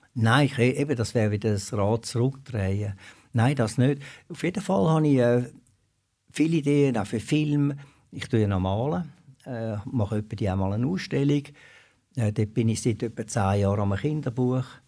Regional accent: Switzerland; also born or lived in Habsburg, Aargau; Mit diesen Bergen, das ist einfach äh, meine Heimat

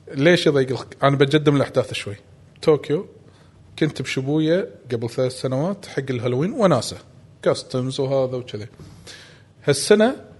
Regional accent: Kuwait; ما عندنا بالكويت هذا

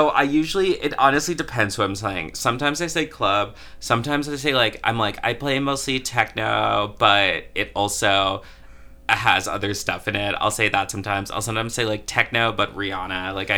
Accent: Florida, United States; now in Chicago, United States; I'm not, actually. So I've lived here for a while, but I grew up in Florida

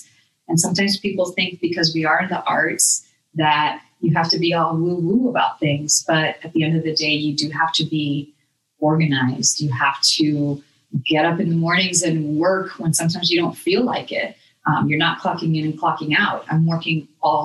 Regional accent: Dominican Republic; now in Tampa, United States; I'm from the Dominican Republic, but I've lived in Tampa a long time

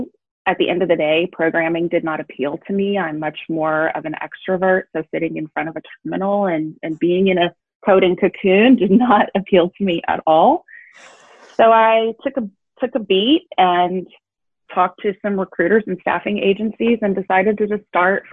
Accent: LaGrange, Georgia, United States; moved away as an adult; also born or lived in Auburn, Alabama; So I grew up in a small town in Georgia

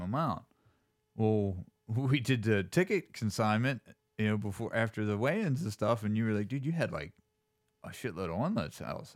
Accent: Altoona, Pennsylvania, United States; also born or lived in Pittsburgh; come out from Altoona

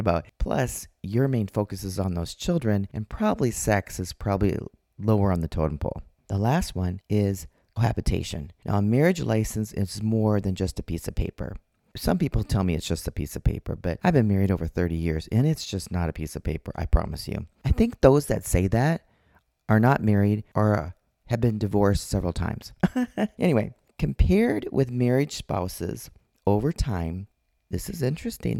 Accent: Minnesota, United States; now in Arizona, United States; I'm from Minnesota

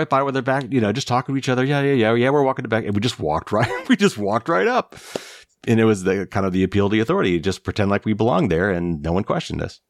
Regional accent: Indiana, United States; I'm from Indiana

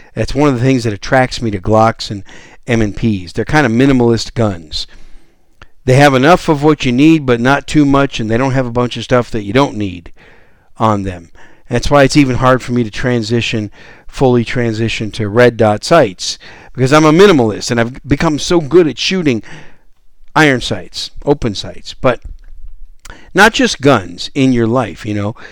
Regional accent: Wisconsin, United States; moved away as an adult; also born or lived in New York City; now in San Antonio, United States; I was born in New York City and raised in Wisconsin, so I'm a Yankee

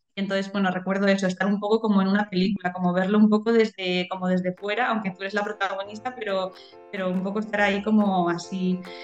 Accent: Madrid, Community of Madrid, Spain; also born or lived in Boadilla del Monte, Madrid; soy de, Madrid de toda la vida

